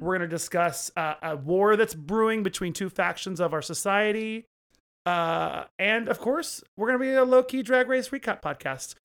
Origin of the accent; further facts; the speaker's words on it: Oklahoma, United States; I grew up in Oklahoma